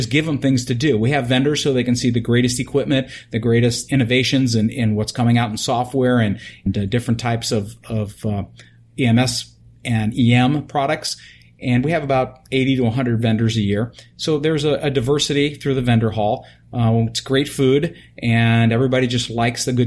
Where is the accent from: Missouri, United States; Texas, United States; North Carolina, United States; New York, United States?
New York, United States; now in California, United States; I come from New York